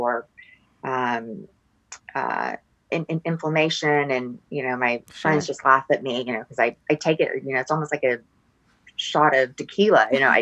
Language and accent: English; Laguna Beach, California, United States; I'm from Laguna Beach, California